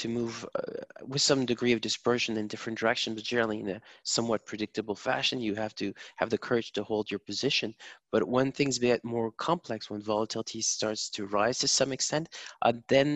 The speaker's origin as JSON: {"language": "English", "country": "Germany", "accent": "German", "said": "my German accent"}